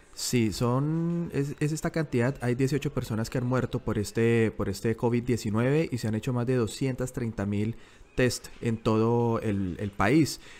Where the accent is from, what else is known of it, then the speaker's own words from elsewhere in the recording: Bogotá, Colombia; moved away as an adult; now in Sydney, Australia; soy bogotano